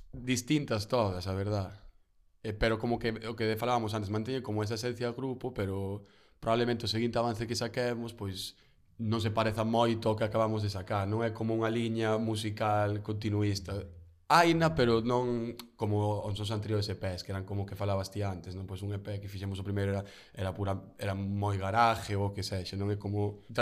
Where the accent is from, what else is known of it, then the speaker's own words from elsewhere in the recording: Padrón, Galicia, Spain; non somos de Padrón, eu son de Padrón